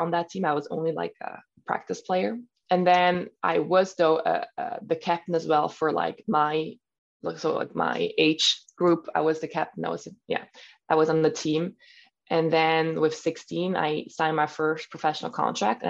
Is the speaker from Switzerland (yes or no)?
yes; Switzerland; first language German; English is a second language; now in Spain; I'm German speaking. My mother language is in German.